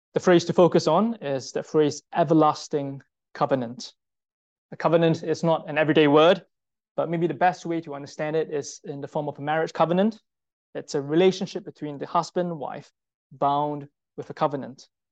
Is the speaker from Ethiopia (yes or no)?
no; Singapore; I'm Singaporean